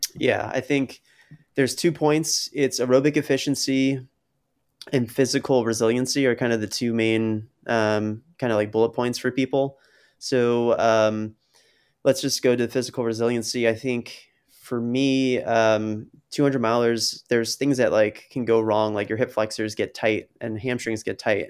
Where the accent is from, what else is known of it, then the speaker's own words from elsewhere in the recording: New Jersey, United States; now in Rhode Island, United States; New Jersey, which is, like, my home state